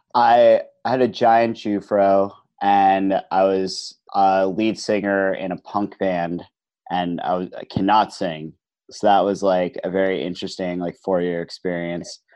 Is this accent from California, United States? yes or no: no; New Jersey, United States; moved away as an adult; now in New York City, United States; New Jersey boy, right over the river. So grew up looking at the New York skyline from the hill above my house